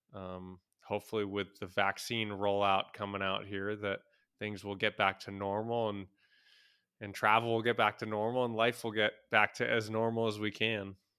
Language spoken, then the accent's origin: English; United States; moved away; as a American